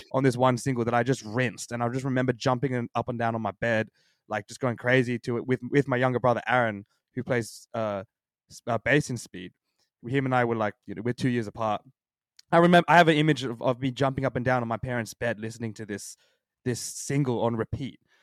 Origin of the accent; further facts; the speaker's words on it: Sydney, New South Wales, Australia; I was born and raised in Sydney my whole life